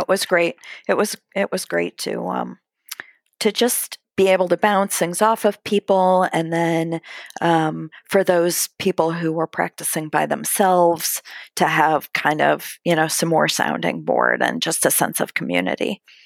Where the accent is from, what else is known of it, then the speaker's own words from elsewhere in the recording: outside of Cleveland, Ohio, United States; now in Columbus, United States; I grew up outside of Cleveland, Ohio